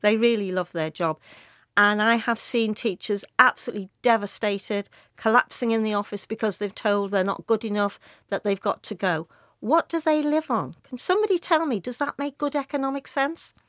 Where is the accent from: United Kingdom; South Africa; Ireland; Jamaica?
United Kingdom; Liverpool, North West England; I was brought up in Speke and Nogsy Green